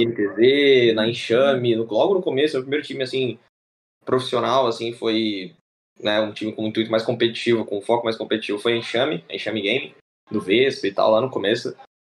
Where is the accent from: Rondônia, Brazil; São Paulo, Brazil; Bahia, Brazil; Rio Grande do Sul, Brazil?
São Paulo, Brazil; Diadema; Eu sou de Diadema